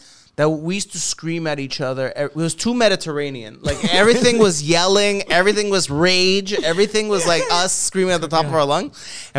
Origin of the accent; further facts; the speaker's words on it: Montreal, Quebec, Canada; now in Toronto, Canada; Yeah, I'm from Montreal.